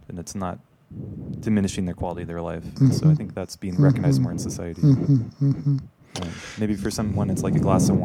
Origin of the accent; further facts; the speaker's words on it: the Bible Belt, the South, United States; I grew up in the Bible Belt